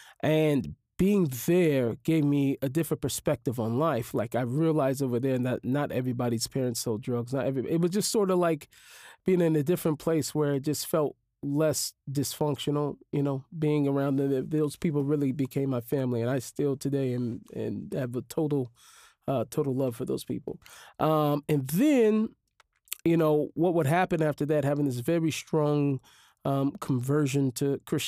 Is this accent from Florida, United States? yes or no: no; Seattle, Washington, United States; Yeah, growing up in an inner city, you are very much so exposed to life of crime, drug, violence, all different types of abuses.